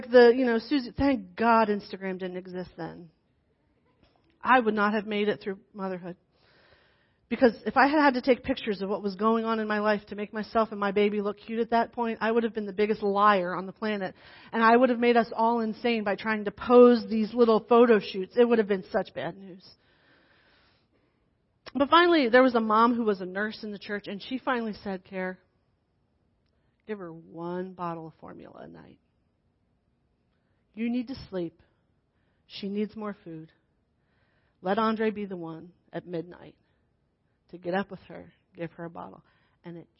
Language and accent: English; New Jersey, United States; accent: New Jersey; moved away as an adult